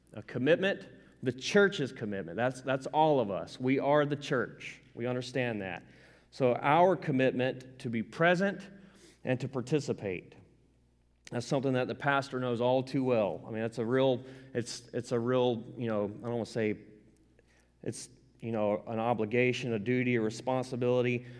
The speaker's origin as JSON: {"language": "English", "region": "the South", "country": "United States", "said": "I'm from the South. I don't apologize for it. I'm right proud of it"}